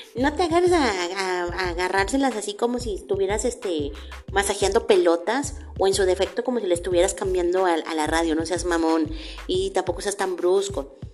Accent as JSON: {"language": "Spanish", "town": "Tampico", "region": "Tamaulipas", "country": "Mexico", "tie": "born or raised there", "moved": "yes", "said": "Tampico, Tamaulipas, mi tierra natal"}